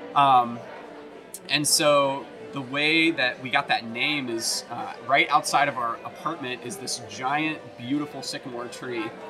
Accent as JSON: {"language": "English", "area": "right outside Nashville", "region": "Tennessee", "country": "United States", "tie": "born or raised there", "also_born_or_lived": "Michigan / Oklahoma", "moved": "as an adult", "said": "I grew up in Tennessee, uh, right outside Nashville"}